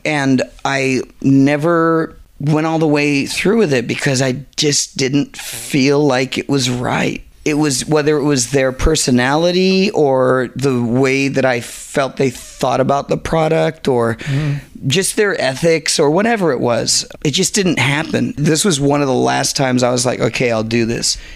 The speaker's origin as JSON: {"language": "English", "town": "Garden Grove", "region": "California", "country": "United States", "tie": "born or raised there", "also_born_or_lived": "Inglewood, California / Venice, California", "said": "I grew up in Garden Grove"}